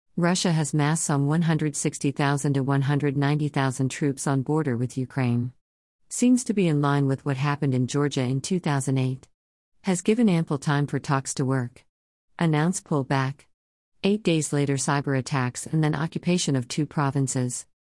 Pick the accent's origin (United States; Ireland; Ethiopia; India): India; As an Indian